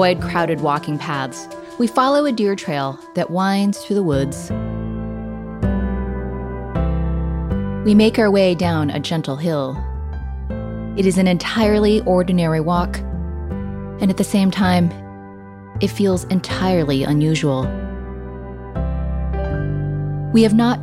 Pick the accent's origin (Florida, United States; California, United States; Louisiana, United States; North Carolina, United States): California, United States; I grew up here in California, learning in elementary school